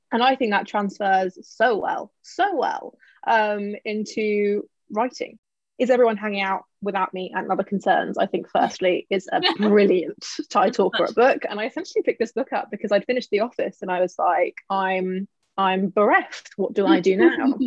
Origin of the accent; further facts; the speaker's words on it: London, United Kingdom; I'm half Indian, she's fully Indian, she's also American, which I feel like is quite different growing up in sort of the suburbs of London, HA6.